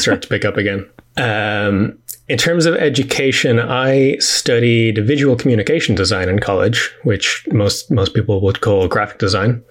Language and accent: English; Dublin, Leinster, Ireland; also born or lived in New York; I am from Dublin in Ireland and have grown up here pretty much all my life.